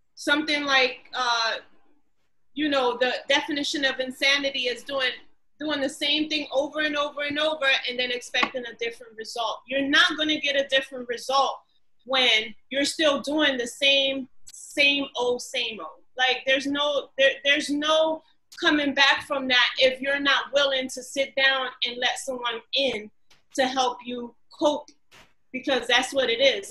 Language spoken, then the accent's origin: English; Newark, New Jersey, United States; I grew up in Newark